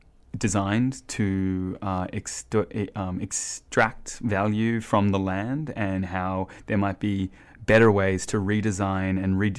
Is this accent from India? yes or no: no; Sydney, New South Wales, Australia; seeing as we grew up in Redfern.